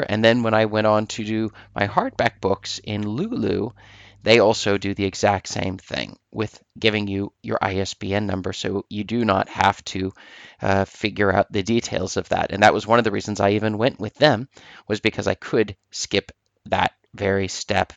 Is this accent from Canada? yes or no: no; Norway; I'm from Norway, in Norway here